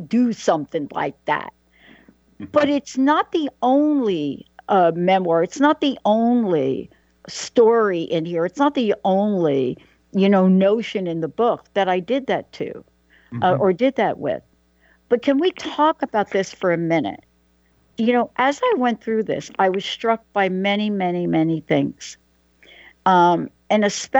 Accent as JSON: {"language": "English", "town": "New York City", "region": "New York", "country": "United States", "tie": "born or raised there", "also_born_or_lived": "Claremont", "moved": "yes", "said": "I'm from New York. I mean, I did go to Claremont, but I was born in the Bronx in New York."}